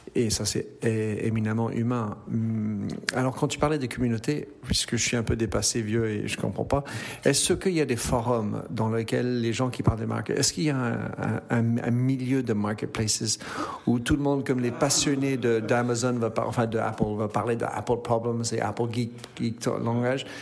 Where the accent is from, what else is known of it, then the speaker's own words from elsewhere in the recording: Brussels, Brussels-Capital Region, Belgium; C'est ma naissance en Belgique et euh, en fait je suis né à Bruxelles